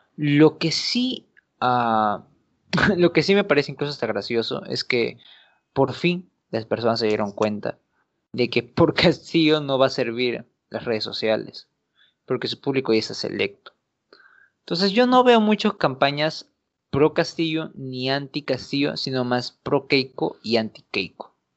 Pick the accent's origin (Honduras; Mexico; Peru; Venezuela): Peru; nosotros como peruanos